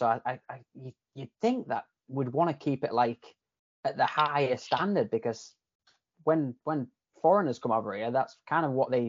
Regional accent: Yorkshire and the Humber, United Kingdom; accent: Yorkshire / Canadian hybrid; now in Canada; a lot of people tell me my accent's kind of like a hybrid now of like Yorkshire / Canadian.

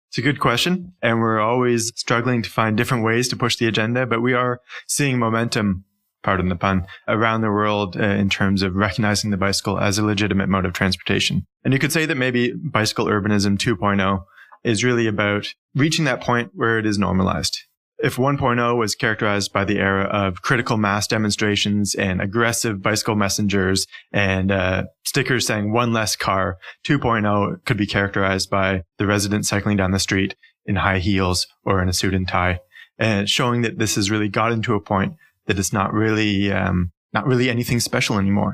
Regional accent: near Toronto, Ontario, Canada; accent: Canadian; moved away as an adult; also born or lived in Stockholm, Sweden; now in Copenhagen, Denmark; I'm actually uh, not Swedish, not Danish, but rather Canadian. So I was born and raised uh, in in Ontario, near to Toronto

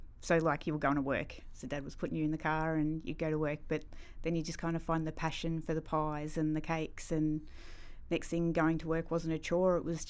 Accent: Daylesford, Victoria, Australia; I was born in Dalesford.

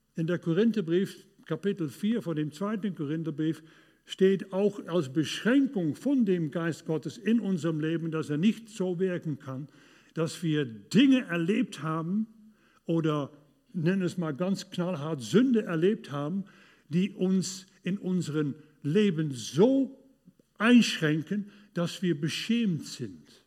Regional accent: Duisburg, North Rhine-Westphalia, Germany; In Duisburg, in, äh, in, in meiner Heimat

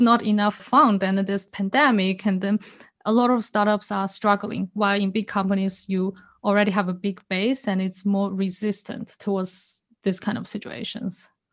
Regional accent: China; also born or lived in Singapore; now in Switzerland; I was born in China, then I moved to Singapore, and lived there for many years.

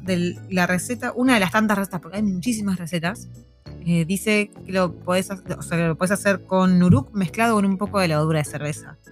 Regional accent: Argentina; now in New Zealand; como, argentinos

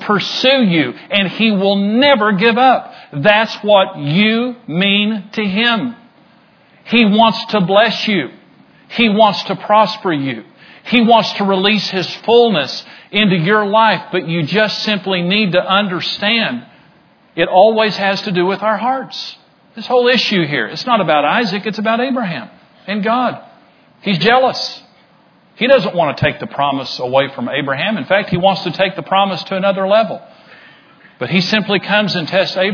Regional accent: Amarillo, Texas, United States; I grew up in Amarillo, so I knew a lot of people in Amarillo

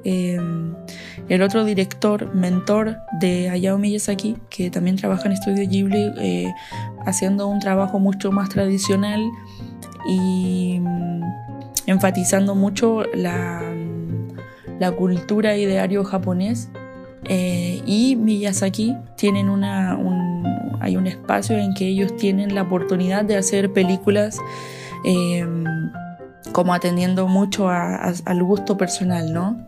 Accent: Chile; now in Salamanca, Spain; soy una ilustradora que, chilena que vive en, en España

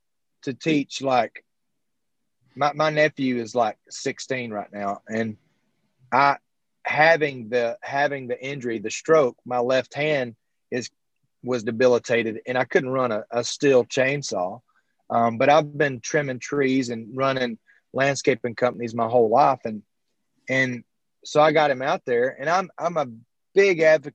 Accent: Alabama, United States; I'm being from Alabama

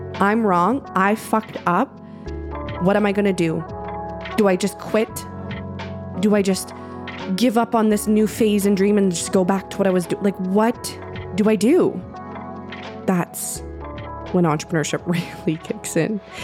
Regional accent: Canada; I'm Canadian

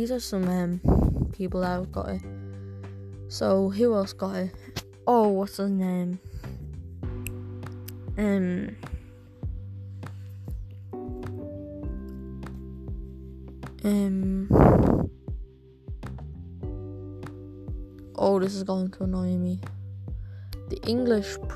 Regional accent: Ireland; I'm Irish

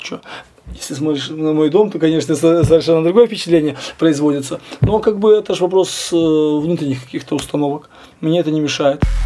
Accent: Grodno, Grodno Region, Belarus; also born or lived in Minsk / Poland; в 80 четвертом году его перевели в Гродно, и еще все, всю сознательную жизнь я практически провел здесь

